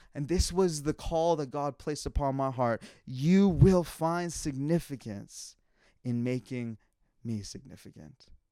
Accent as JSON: {"language": "English", "town": "Calgary", "region": "Alberta", "country": "Canada", "tie": "born or raised there", "moved": "yes", "said": "I was born and raised in Calgary, Alberta"}